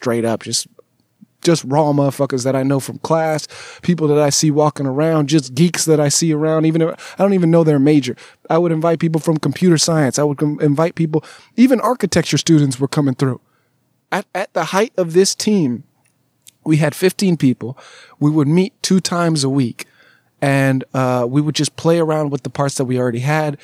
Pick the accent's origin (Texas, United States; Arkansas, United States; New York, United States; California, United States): California, United States; Southern; moved away as an adult; also born or lived in Alabama; I'm from Southern California